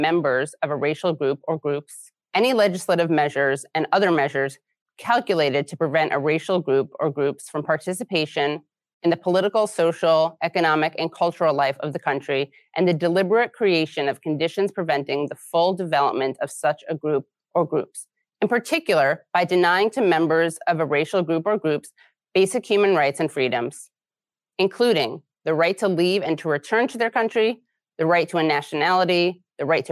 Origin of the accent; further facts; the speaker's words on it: New York City, New York, United States; I was born in New York City.